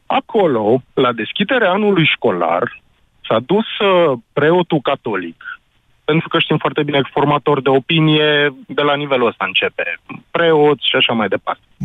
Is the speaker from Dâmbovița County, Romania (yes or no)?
no; Sfântu Gheorghe, Covasna County, Romania; ca locuitor al orașului Sfântul Gheorghe, născut, crescut aici în oraș